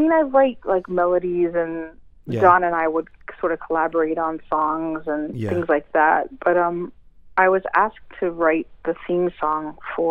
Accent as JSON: {"language": "English", "region": "West Virginia", "country": "United States", "tie": "born or raised there", "moved": "as an adult", "lives_now": "New York, United States", "said": "So I grew up in West Virginia."}